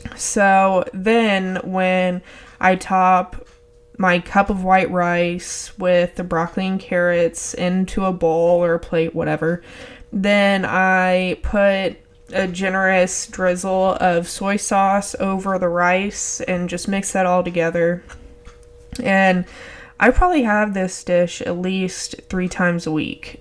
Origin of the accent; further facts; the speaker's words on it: Texas, United States; I'm from Texas